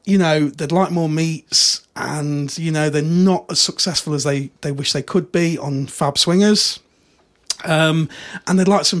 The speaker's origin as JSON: {"language": "English", "country": "United Kingdom", "said": "we're British. We've got no spare room. Our houses are tiny."}